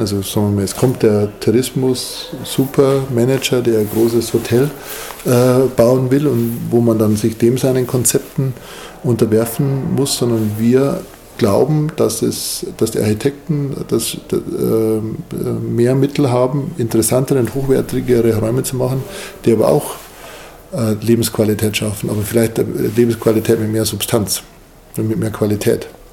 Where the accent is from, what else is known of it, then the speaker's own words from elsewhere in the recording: Munich, Bavaria, Germany; Ich komme ja aus München